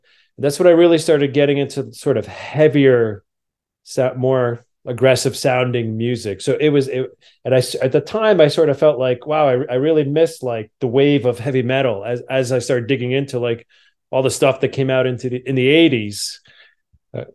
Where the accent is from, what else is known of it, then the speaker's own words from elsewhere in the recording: New Jersey, United States; And where I grew up in New Jersey, right outside New York City